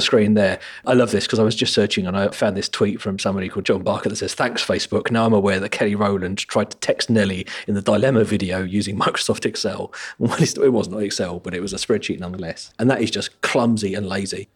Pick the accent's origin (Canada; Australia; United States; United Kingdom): United Kingdom; being a British person